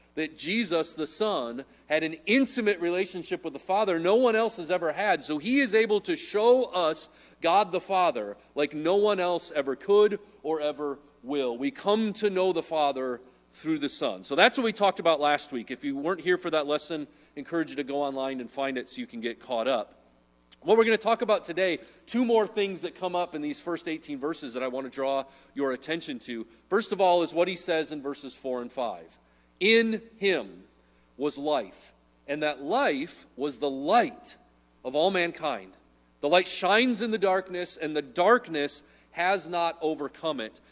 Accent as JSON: {"language": "English", "region": "Midwest", "country": "United States", "said": "I'm a Midwesterner"}